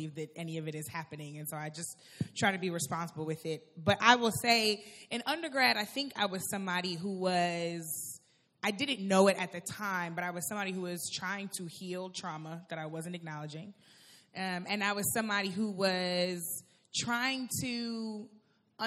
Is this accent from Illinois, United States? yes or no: no; St. Louis, Missouri, United States; I went to Washington University in St. Louis, in my hometown of St. Louis